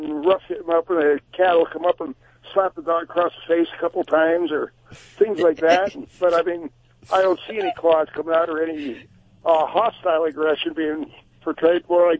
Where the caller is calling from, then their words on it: Drums, Pennsylvania, United States; Drums, Pennsylvania.